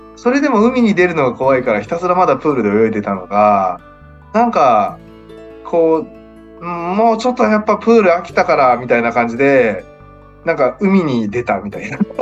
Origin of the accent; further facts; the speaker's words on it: Okayama, Japan; 地元岡山